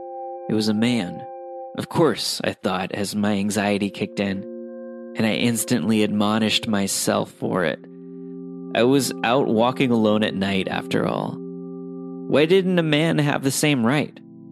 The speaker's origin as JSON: {"language": "English", "town": "New York City", "region": "New York", "country": "United States", "tie": "born or raised there", "said": "Now, I grew up in New York City and live there to this day, and I'm not overly afraid of walking around in some of my city's more infamous areas at night"}